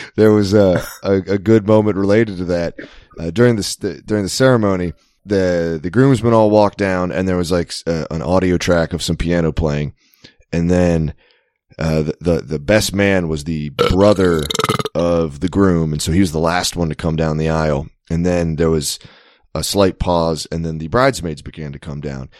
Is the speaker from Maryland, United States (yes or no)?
yes; Maryland, United States; I'm from Maryland